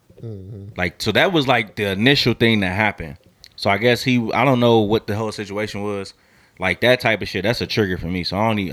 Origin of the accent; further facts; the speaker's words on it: Ohio, United States; also born or lived in California; everybody know I'm from Ohio